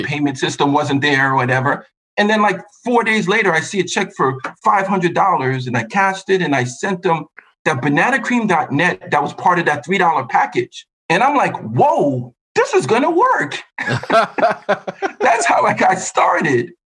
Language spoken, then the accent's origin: English; New York, United States; also born or lived in Buffalo / Mexico; I was born and raised in New York, went to school in Buffalo